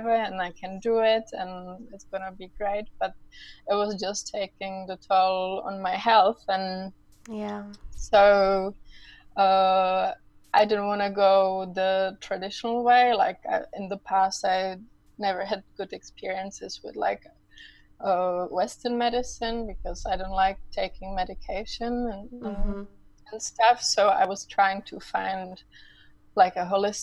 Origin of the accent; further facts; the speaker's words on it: Czechia; moved away as an adult; I'm actually from the Czech Republic, so after I came back to the Czech Republic now almost 6 years ago